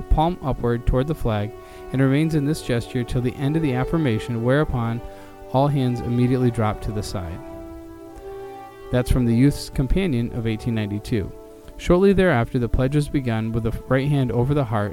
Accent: New York City, New York, United States; In my hometown of Queens, New York, I lived amongst a large survivor population

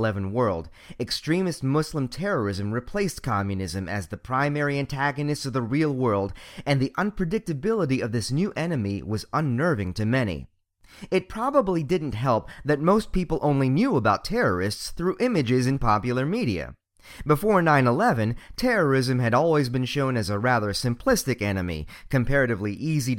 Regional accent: Montgomery County, Maryland, United States; I was born and raised here, in the affluent and relatively racially diverse region of the DC metro area, Montgomery County, Maryland

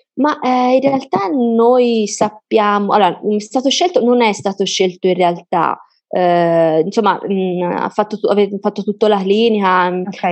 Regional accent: Florence, Tuscany, Italy; noi siamo di Firenze

